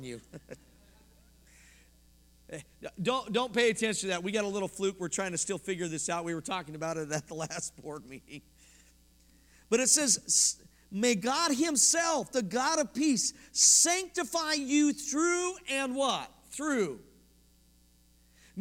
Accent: Colorado, United States; moved away; I'm from Colorado

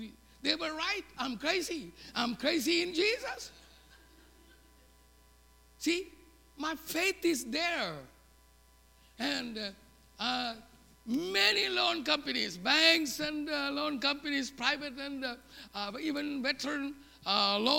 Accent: South India, India; English is a second language; moved away as an adult; now in United States; I lived in the southern tip of India. I learned English from sixth grade on.

